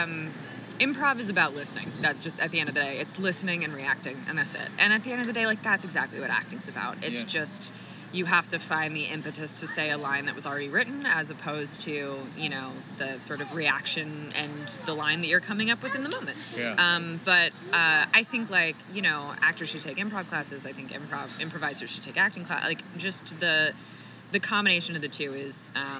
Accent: South Florida, United States; I grew up in South Florida, and I took my first improv class at 12.

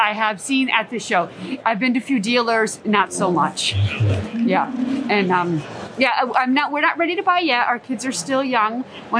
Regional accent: Ocala, Florida, United States; And because I'm from Florida, most of my family's back home in Ocala.

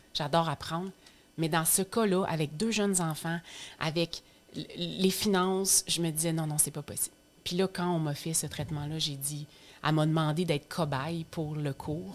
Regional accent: Estrie, Quebec, Canada; now in Lanaudière, Canada; je viens de l'Estrie, puis moi, je vis maintenant dans la Naudière

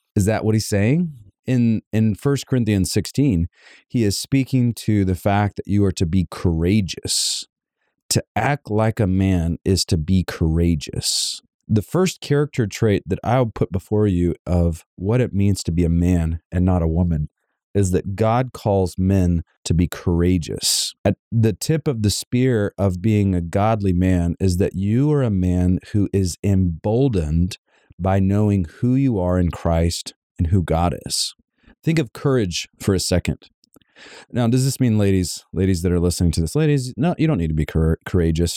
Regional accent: Savannah, Georgia, United States; moved away; My wife and I are actually from Savannah, Georgia

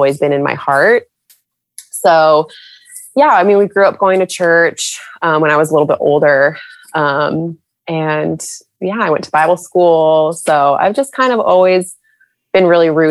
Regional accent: San Diego, California, United States; moved away as an adult; now in Charlotte, United States; I'm originally from California, San Diego specifically

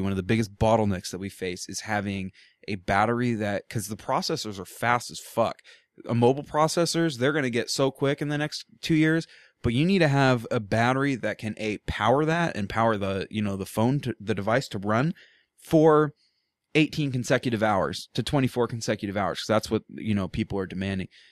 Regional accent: Portland, United States; I grew up in Portland

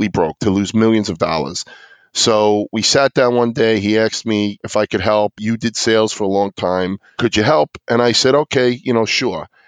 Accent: New York City, New York, United States; I grew up on Staten Island, which is one of the five boroughs of New York City.

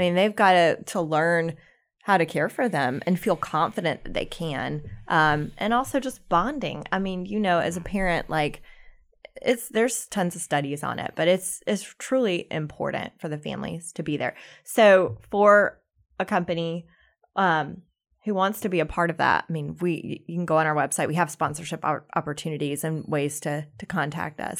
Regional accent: South Carolina, United States; now in Charlotte, United States; we're both from South Carolina

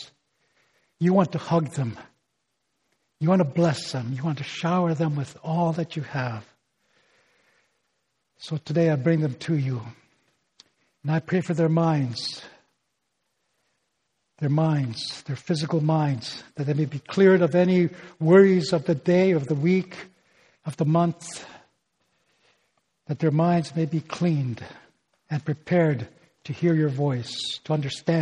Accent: Northern Ontario, Canada; first language Ojibwe; English is a second language; my native language, okay? The Ojibwe of Northern Ontario

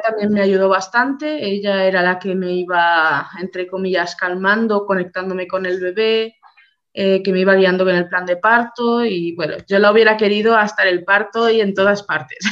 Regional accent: Barcelona, Catalonia, Spain; nosotros somos de Barcelona

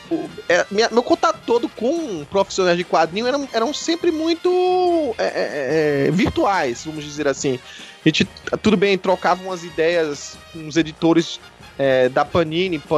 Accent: Recife, Pernambuco, Brazil; O sotaque não dá pra enganar, eu sou natural de Recife e eu vim de um lugar que praticamente não, não tinha essa cultura de ter evento de quadrinho.

